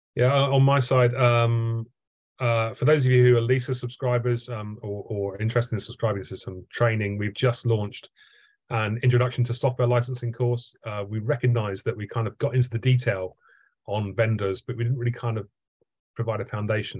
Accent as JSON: {"language": "English", "town": "Southampton", "region": "South East England", "country": "United Kingdom", "tie": "born or raised there", "said": "I grew up in Southampton"}